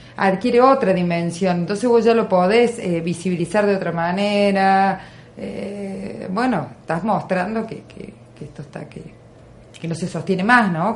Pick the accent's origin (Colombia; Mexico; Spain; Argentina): Argentina; en un espacio como el nuestro, en un lugar como Argentina